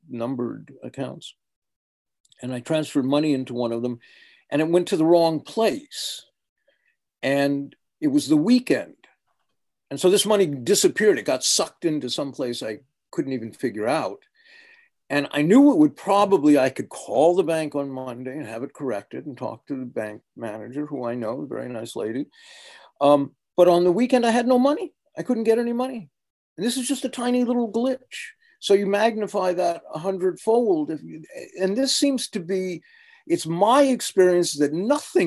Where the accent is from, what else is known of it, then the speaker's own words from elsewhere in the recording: United States; accent: American; my American accent